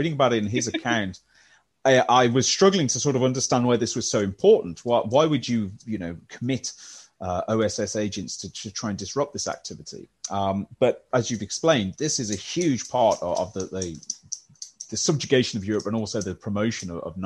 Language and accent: English; West Midlands, United Kingdom; Or a Midlander, I'm afraid. Baggy. If those of you who follow football know what that means, and Midlander through and through